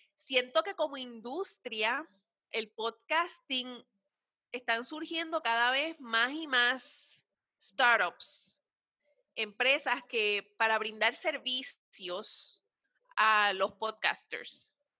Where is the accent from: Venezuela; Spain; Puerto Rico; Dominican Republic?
Puerto Rico; nosotras, como puertorriqueñas